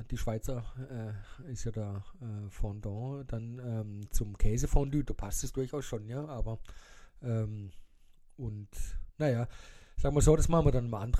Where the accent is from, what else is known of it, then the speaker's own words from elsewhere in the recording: Baden-Württemberg, Germany; ich bin gerne in Paris, aber Pariser möchte ich jetzt nicht sein.